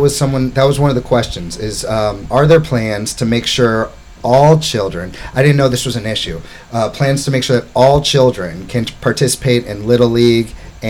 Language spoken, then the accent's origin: English; Florida, United States; also born or lived in New York City; now in Hammonton, United States; I'm from Florida.